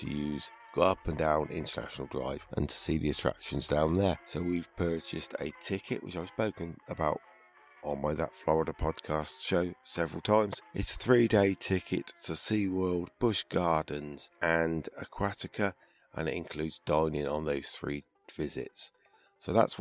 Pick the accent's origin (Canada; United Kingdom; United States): United Kingdom; as a Brit